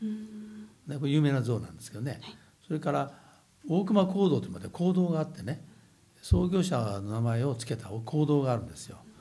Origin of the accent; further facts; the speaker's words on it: Nakatsu, Oita, Japan; born or raised there; moved away